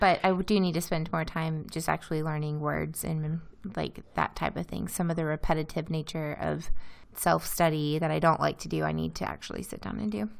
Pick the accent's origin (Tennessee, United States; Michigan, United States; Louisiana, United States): Louisiana, United States; moved away as an adult; also born or lived in Iowa; now in Izmir, Turkey; my hometown in Louisiana